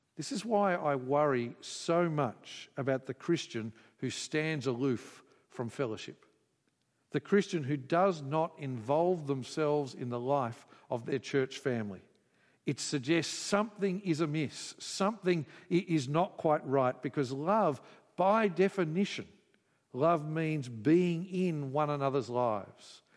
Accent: Queensland, Australia; I grew up in Queensland

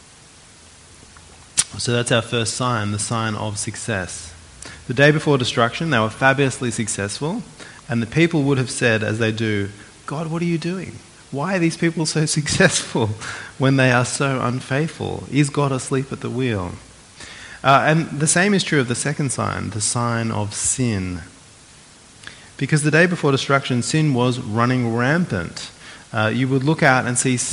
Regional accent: Australia

